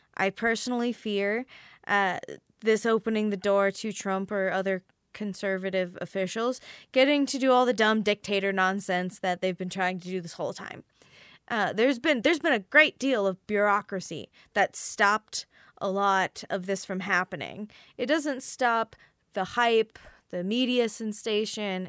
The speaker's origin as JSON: {"language": "English", "region": "Midwest", "country": "United States", "also_born_or_lived": "Bible Belt", "said": "I'm from the Midwest"}